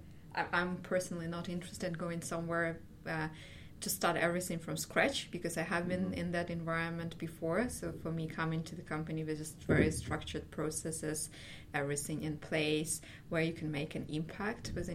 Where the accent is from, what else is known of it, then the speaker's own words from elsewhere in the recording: Ukraine; moved away as an adult; now in Berlin, Germany; I'm originally from Ukraine. We came here with my husband and my cat 4 years ago